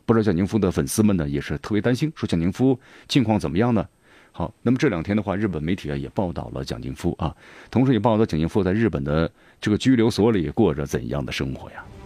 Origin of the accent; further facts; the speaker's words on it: China; 我们中国人